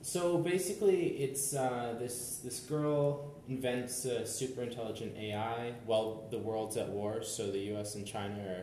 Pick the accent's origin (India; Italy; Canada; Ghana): Canada; I'm Canadian